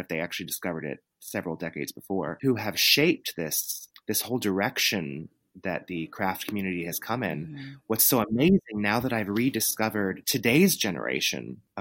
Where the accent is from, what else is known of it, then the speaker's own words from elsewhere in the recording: Texas, United States; I grew up in the South in Texas, and you know, it's the Bible Belt